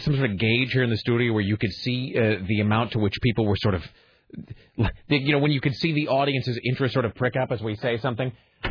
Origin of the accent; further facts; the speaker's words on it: the Northwest, Pacific Northwest, United States; now in Portland, United States; And all the time I've lived here and then growing up in the Northwest